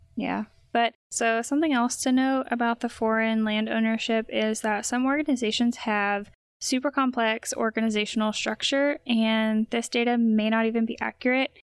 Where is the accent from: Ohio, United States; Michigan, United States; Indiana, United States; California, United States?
Indiana, United States; I was born and raised in Indiana